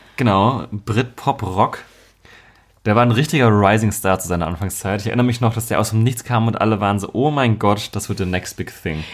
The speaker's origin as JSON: {"language": "German", "town": "Marburg", "region": "Hesse", "country": "Germany", "tie": "born or raised there", "moved": "yes", "said": "bei uns in Marburg, also meiner Heimatstadt damals"}